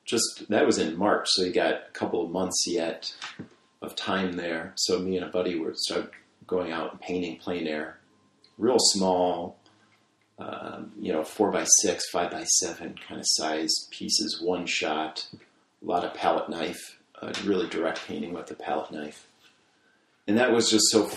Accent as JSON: {"language": "English", "town": "Markesan", "region": "Wisconsin", "country": "United States", "tie": "born or raised there", "moved": "as an adult", "lives_now": "Evanston, United States", "said": "I grew up in Markazan, Wisconsin, which is a small town north of Madison, about an hour north of Madison."}